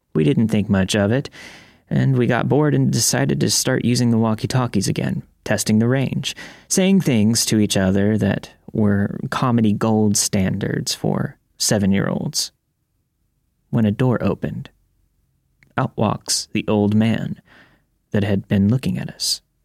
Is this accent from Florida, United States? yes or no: yes; Florida, United States; moved away; I grew up in Florida